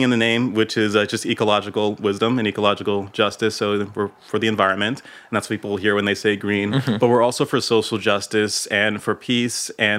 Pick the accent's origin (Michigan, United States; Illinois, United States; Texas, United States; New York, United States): New York, United States; New York City; And I'm from New York. I'm from Brooklyn mm-hmm. originally. Been here almost my entire life, except for when I left for grad school.